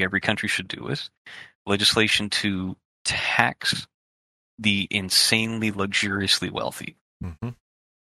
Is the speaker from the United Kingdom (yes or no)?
no; Canada; as a Canadian